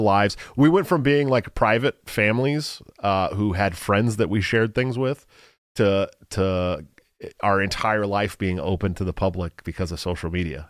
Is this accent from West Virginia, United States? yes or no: no; Bay Area, California, United States; I'm from California. I'm from the Bay Area